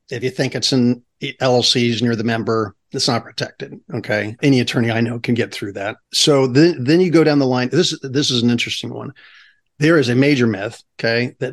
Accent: California, United States; So again, as a Californian, as an individual, the individual rights.

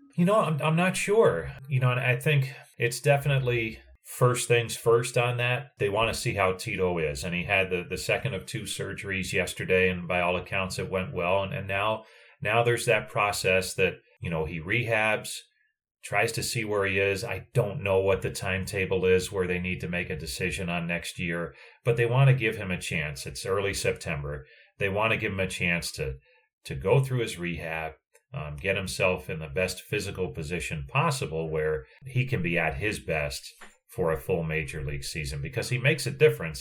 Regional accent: New Jersey, United States; I grew up in New Jersey

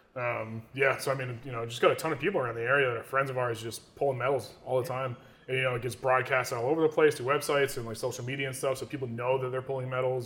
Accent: New York, United States; I love my hometown. I love being here

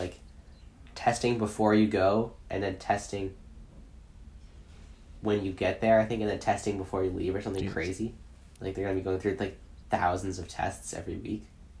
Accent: Canada; Just being Canadian

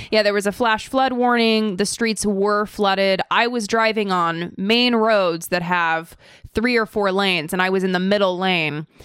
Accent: Idaho, United States; also born or lived in California; now in Orange County, California, United States; I was born in California, but then I moved to Idaho and I lived most of my life in Idaho and now I'm a Californian.

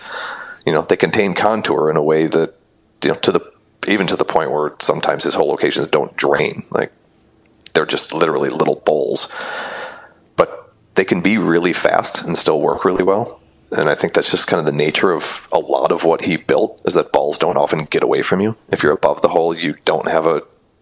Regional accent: Oshkosh, Wisconsin, United States; I grew up in Oshkosh, which is not a hotbed for golf

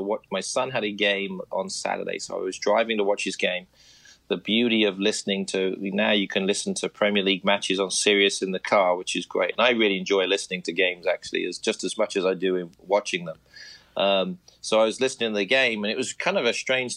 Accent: United States; as an American soccer fan

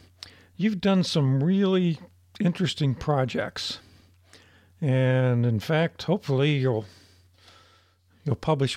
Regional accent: northern Ohio, United States; part of the country I come from, up in northern Ohio.

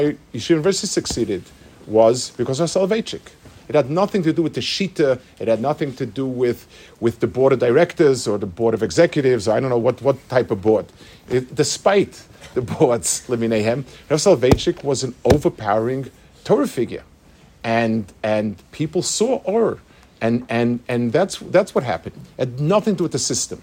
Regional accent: United States; When I was growing up as a young boy in America

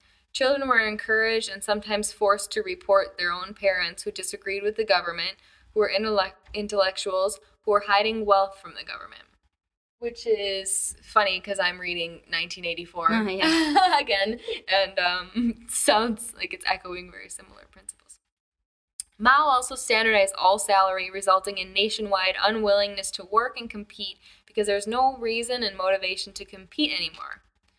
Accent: Hong Kong; I'm from Hong Kong. And this is most Hong Kongers' explanation of why China's tourists has such poor reputation.

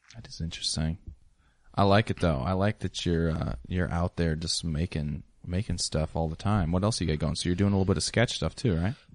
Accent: Ellensburg, Washington, United States; I grew up in Ellensburg

